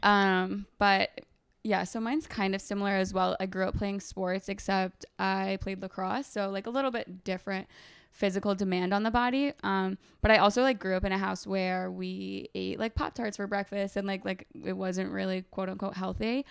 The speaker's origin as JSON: {"language": "English", "town": "Binghamton", "region": "New York", "country": "United States", "also_born_or_lived": "Ithaca, New York", "moved": "as an adult", "lives_now": "New York City, United States", "said": "I'm originally from upstate New York, so, like, Binghamton area"}